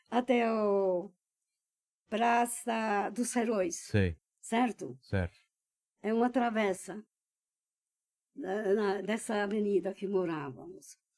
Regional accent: Budapest, Hungary; born there; Portuguese is a second language; Eu nasci em Budapeste, na Hungria

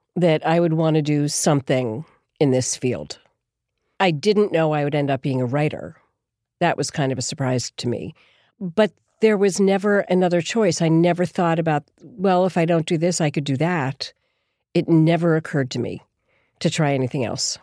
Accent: Philadelphia, Pennsylvania, United States; moved away as an adult; also born or lived in Boston / New York; I grew up in Philadelphia, actually

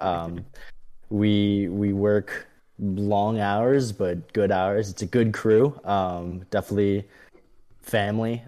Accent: Chicago, Illinois, United States; moved away as an adult; also born or lived in Saint Louis, Missouri; now in Charlotte, United States; I'm originally from Chicago, Illinois

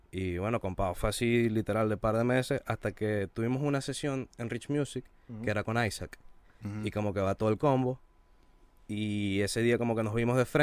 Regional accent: Venezuela; somos productores nuevos, somos de Venezuela

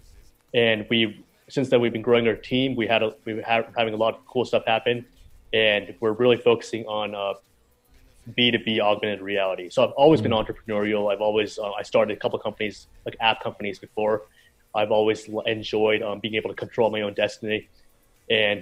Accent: Princeton, New Jersey, United States; also born or lived in Philadelphia; I grew up around New York, in Princeton, New Jersey, dirty Jersey.

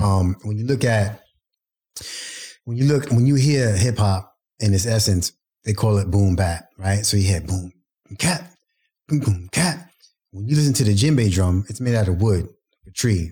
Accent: New York City, New York, United States; Brooklyn's my hometown

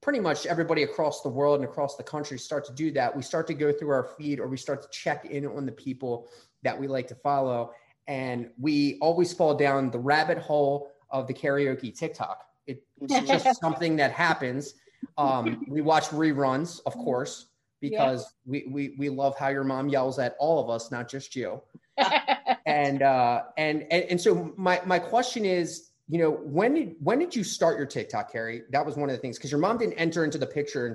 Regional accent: Maryland, United States; we're from Maryland, so there's not a lot of places to go in Maryland

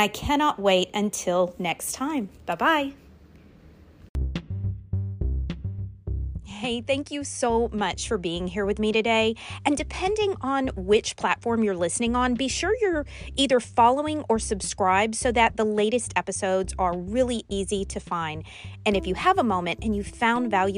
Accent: Louisiana, United States; also born or lived in the North (US); I live in Louisiana

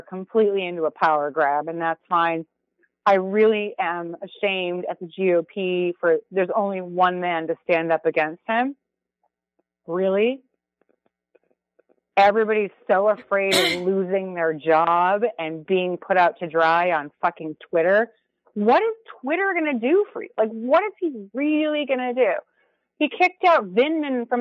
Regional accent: Minnesota, United States; now in New York, United States; I come from Minnesota

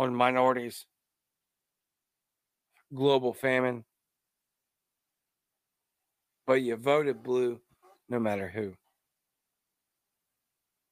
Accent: Louisiana, United States; now in Mississippi, United States; I live in a deep red state of Mississippi, where I'm born in Louisiana, by the way. I am Cajun, the Cajun libertarian

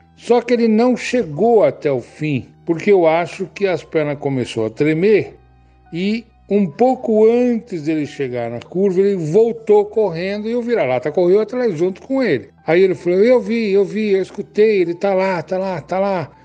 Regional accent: São Paulo, Brazil; also born or lived in Bauru; now in Cunha, Brazil; Nasci em Bauru e vim para São Paulo com mais ou menos 9 anos de idade. Fui morar num bairro periférico da cidade. Lá eu morei até os meus 60 anos

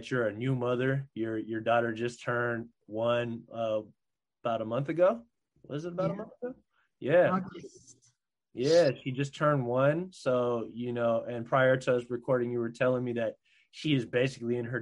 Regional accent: Philippines; I'm Filipino

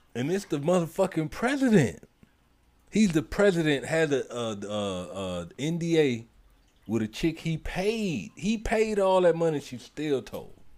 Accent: St. Petersburg, Florida, United States; I am originally born and raised in St. Petersburg, Florida

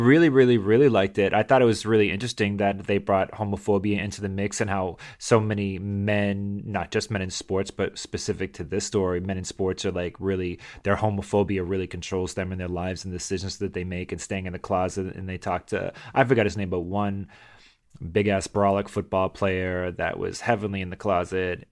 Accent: Massachusetts, United States; moved away; I grew up in Massachusetts

